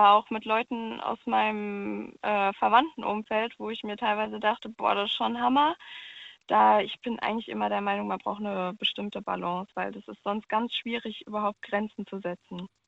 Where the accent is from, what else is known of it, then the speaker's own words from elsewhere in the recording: Cologne, North Rhine-Westphalia, Germany; Ich komme ursprünglich auch aus Köln.